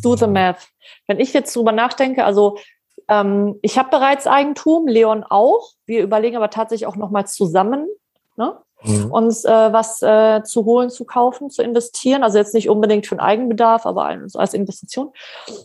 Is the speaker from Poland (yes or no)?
yes; Poland; ich bin Polin